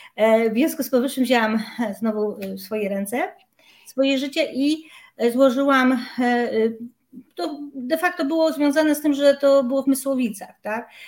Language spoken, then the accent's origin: Polish; Silesian Voivodeship, Poland; pochodzę z Górnego Śląska